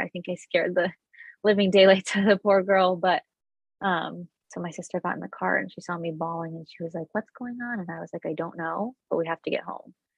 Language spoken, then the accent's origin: English; Connecticut, United States; I'm from Connecticut